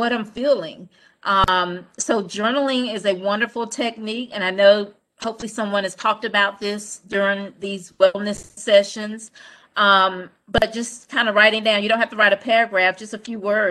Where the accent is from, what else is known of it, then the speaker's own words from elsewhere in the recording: Goldsboro, North Carolina, United States; I'm from Goldsboro, little country town.